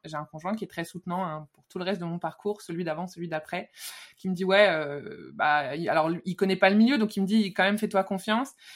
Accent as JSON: {"language": "French", "town": "Lyon", "region": "Auvergne-Rhône-Alpes", "country": "France", "tie": "born or raised there", "moved": "as an adult", "said": "jusque là j'ai un peu tout fait sur Lyon, là où j'ai vécu quand j'étais petite"}